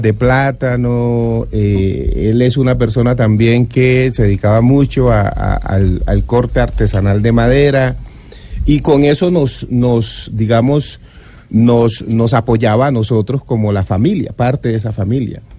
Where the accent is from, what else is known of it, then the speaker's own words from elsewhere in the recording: Riosucio, Chocó, Colombia; yo soy del Chocó, de Río Sucio